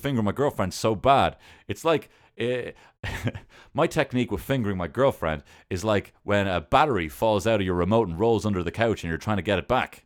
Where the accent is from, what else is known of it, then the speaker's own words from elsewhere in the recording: Ireland; I'm Irish, uh, and I'm not in the I R